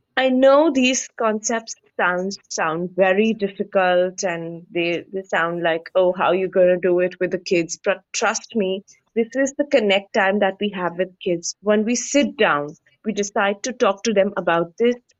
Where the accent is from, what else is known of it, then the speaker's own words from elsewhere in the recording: India; we Indians